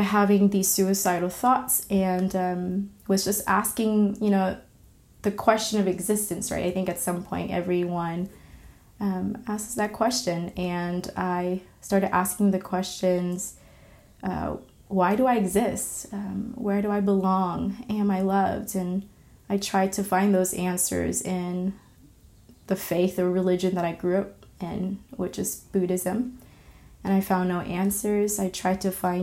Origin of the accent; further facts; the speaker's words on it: California, United States; also born or lived in Vietnam; my family and I moved to the States, specifically to the state of California, and I grew up there